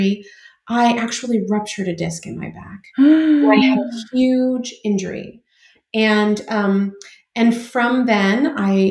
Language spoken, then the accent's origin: English; California, United States; I'm from California. I was born and raised here in California, and I'm actually a fifth generation Californian